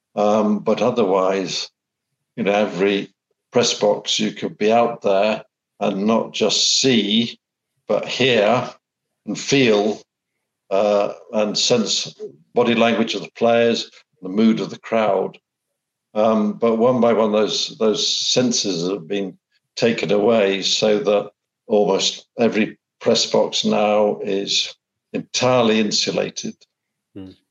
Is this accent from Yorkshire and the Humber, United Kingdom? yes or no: yes; Sheffield, Yorkshire and the Humber, United Kingdom; moved away; also born or lived in Australia; I was born in Sheffield